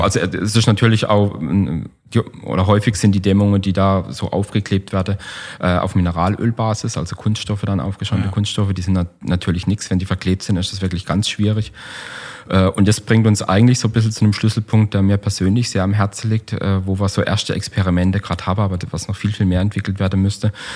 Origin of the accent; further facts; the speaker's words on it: Black Forest, Baden-Württemberg, Germany; bei uns im Schwarzwald